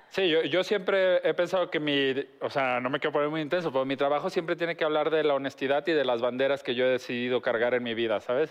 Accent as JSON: {"language": "Spanish", "country": "Mexico", "said": "somos los mexicanos"}